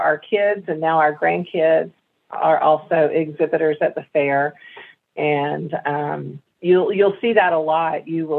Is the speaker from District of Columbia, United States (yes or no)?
no; Washington County, Arkansas, United States; I grew up in Washington County.